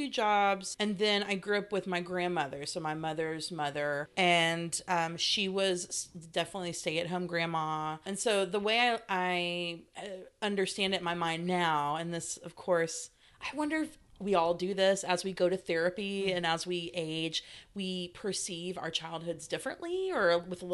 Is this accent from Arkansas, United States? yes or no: yes; Stuttgart, Arkansas, United States; moved away as an adult; also born or lived in California; I was born in California, but I consider my hometown Stuttgart, Arkansas